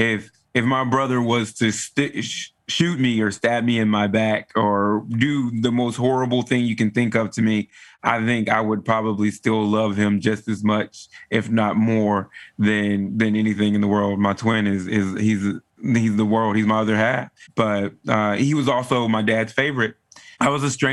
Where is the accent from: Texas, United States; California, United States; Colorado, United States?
Texas, United States; I am from Texas. I am a true Texan. I was raised in a pretty standard Southern African American family